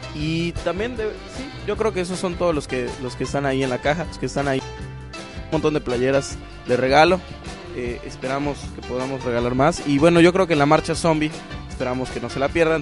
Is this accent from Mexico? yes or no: yes; Mexico; nuestro ADN como mexicanos